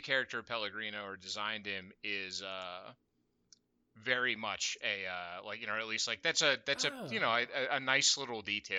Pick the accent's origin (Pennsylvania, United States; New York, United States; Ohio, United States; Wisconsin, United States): Pennsylvania, United States; Pittsburgh; we grew up in Pittsburgh